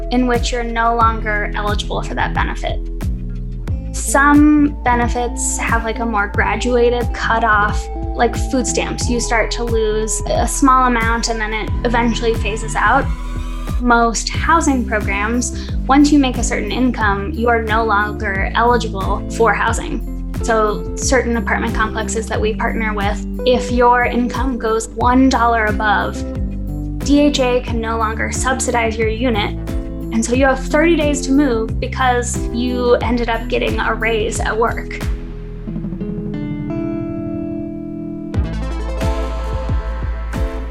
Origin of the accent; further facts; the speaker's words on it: Denver, Colorado, United States; from Denver originally, born and raised here. Went to East High School on Colfax, grew up in that neighborhood